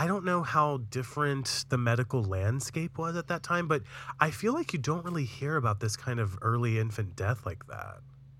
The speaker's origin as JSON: {"language": "English", "region": "New York", "country": "United States", "said": "That's the funny thing about being a New Yorker is like if you live in the city, you generally don't know much about the rest of the state"}